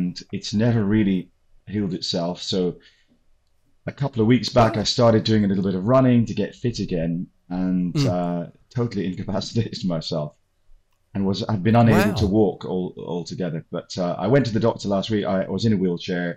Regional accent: South Africa; moved away as an adult; also born or lived in United Kingdom; The significant issues in my teen years with the apartheid situation, segregation issues, which I felt very strongly about and was not comfortable with, and ultimately left the country rather than doing military service

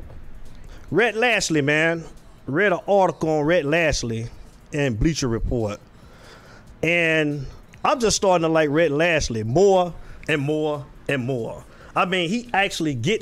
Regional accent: Florida, United States; now in Atlanta, United States; I'm in Atlanta, Georgia, but I mean, I'm from Florida

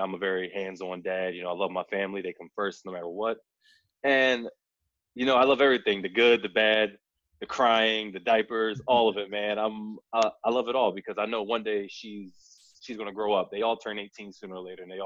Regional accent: Blackwood, New Jersey, United States; also born or lived in Philadelphia; I was born and raised in Jersey

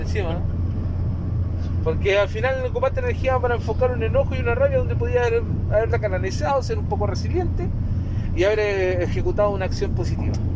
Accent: Osorno, Los Lagos, Chile; allá de mi ciudad natal, de Osorno

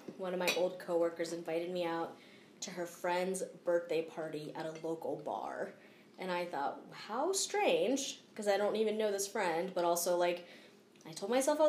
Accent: East Coast, United States; Like, I grew up skiing on the East Coast, but skiing on the East Coast is different than skiing on the West Coast.

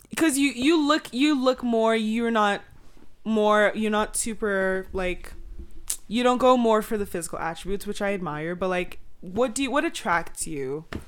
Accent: Nigeria; I'm Nigerian

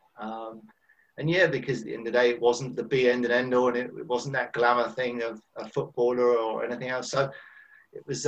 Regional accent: Isle of Wight, South East England, United Kingdom; also born or lived in Aylesbury; now in Bath, United Kingdom; I was born in Aylesbury, moved to the Isle of Wight when I was a young boy with my mum and dad.

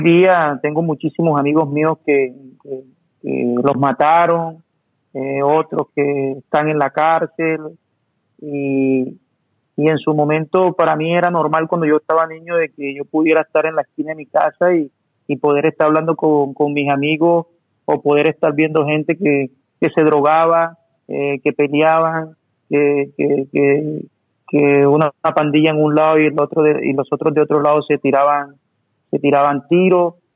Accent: Montería, Córdoba, Colombia; moved away as an adult; yo nací en un barrio de la ciudad de Montería que se llama Cantaclaro

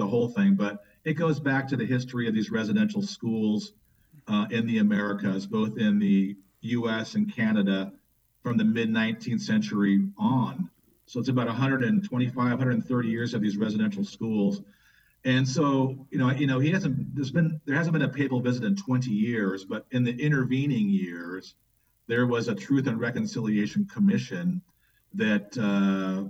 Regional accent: Fullerton, California, United States; now in Chicago, United States; I grew up in Southern California, a city called Fullerton, not far from Disneyland

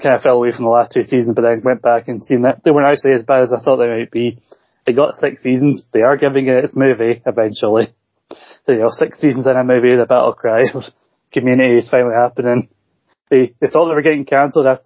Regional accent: Scotland, United Kingdom; I'm Scottish

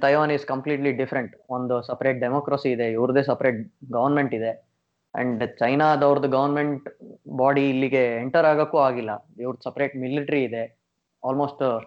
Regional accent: India; now in Taiwan; ನಮ್ಮ ಇಂಡಿಯಾಲಿ

